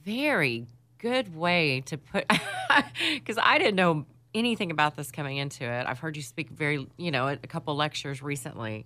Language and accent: English; Dallas, Texas, United States; growing up in Dallas